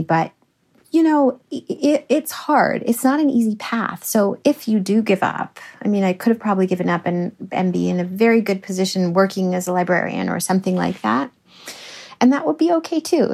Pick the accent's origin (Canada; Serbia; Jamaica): Canada; I'm Canadian and it comes from Canada